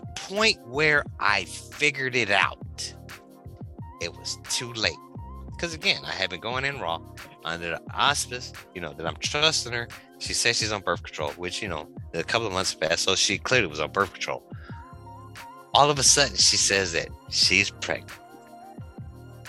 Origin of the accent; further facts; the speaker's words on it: Detroit, Michigan, United States; I'm from Detroit